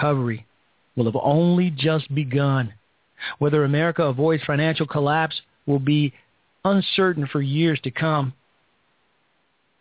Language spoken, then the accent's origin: English; Chicago, Illinois, United States; We're both from Chicago. And I grew up on the South Side, so I spent a lot of time there.